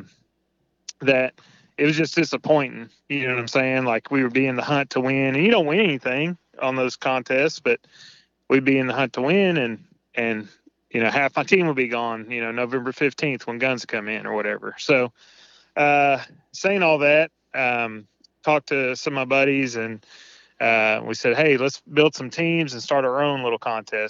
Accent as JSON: {"language": "English", "region": "Tennessee", "country": "United States", "tie": "born or raised there", "moved": "yes", "lives_now": "Indiana, United States", "said": "I'm currently living in Indiana, born and raised in Tennessee"}